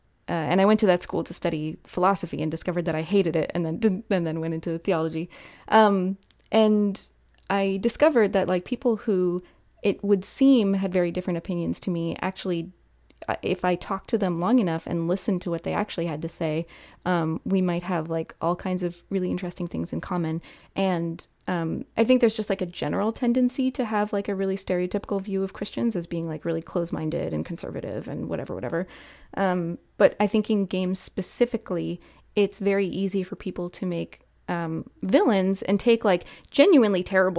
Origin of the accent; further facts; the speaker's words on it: Canada; I don't live in like the southern United States, right? I'm Canadian